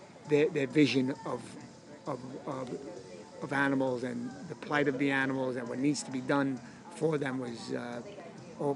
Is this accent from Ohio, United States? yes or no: no; New York City, New York, United States; I'm from Brooklyn.